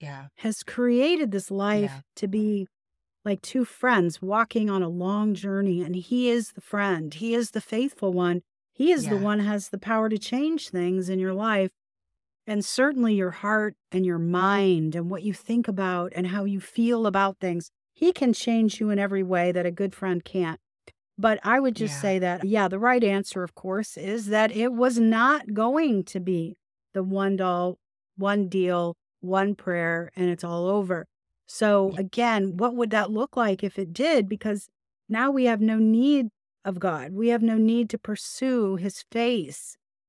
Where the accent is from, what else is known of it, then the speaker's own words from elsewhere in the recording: the South, United States; I'll call you guys often because I'm from the South. I'm not calling you guys on any reason other than I'm from the South.